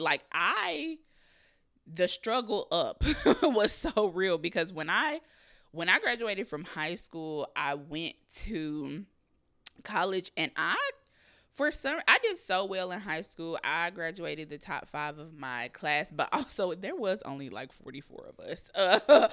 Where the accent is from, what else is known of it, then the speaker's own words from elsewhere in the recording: Kansas City, Missouri, United States; moved away as an adult; also born or lived in Raytown, Missouri; now in Los Angeles, United States; I'm from Kansas City, Missouri. I moved to Los Angeles, California, um, September of twenty eighteen